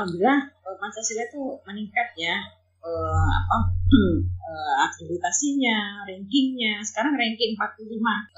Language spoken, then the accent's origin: Indonesian; Sulawesi, Indonesia; saya dari Sulawesi